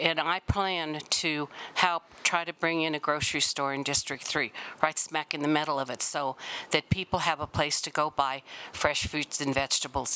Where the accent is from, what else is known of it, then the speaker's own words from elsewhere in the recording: Denver, Colorado, United States; I was born and raised in La Ama Lincoln Park and have worked there my whole adult life.